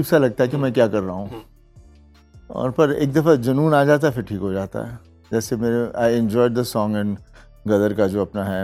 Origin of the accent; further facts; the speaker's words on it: Punjab, India; जो हम पंजाबी लोग होते हैं सब में कला है